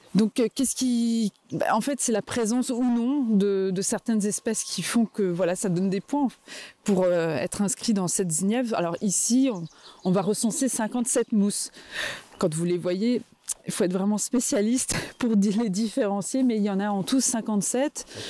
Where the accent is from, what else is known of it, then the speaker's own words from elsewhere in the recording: Vosges, Grand Est, France; moved away as an adult; also born or lived in Metz; now in Cap Sizun, France; je suis originaire des Vosges, je suis née dans les Vosges